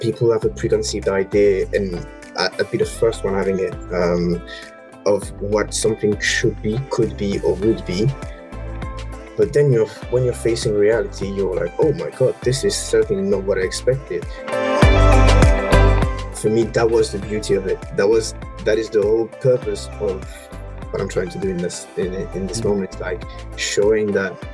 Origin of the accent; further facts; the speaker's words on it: Romandy, Switzerland; moved away as an adult; also born or lived in Copenhagen / Senegal; now in London, United Kingdom; I'm Swiss originally, from the French part. So born and raised in Switzerland.